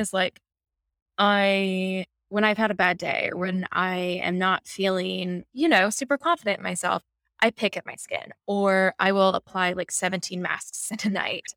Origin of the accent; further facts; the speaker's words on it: New York City, New York, United States; I'm a typical New Yorker